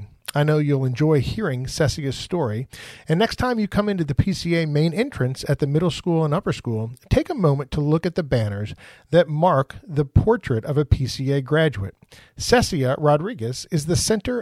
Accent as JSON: {"language": "English", "region": "Wisconsin", "country": "United States", "moved": "yes", "lives_now": "Texas, United States", "said": "I'm from Wisconsin"}